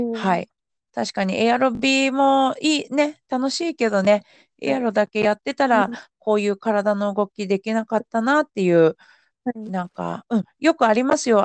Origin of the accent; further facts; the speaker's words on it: Yamanashi, Japan; moved away; 私地元が山梨県ですけど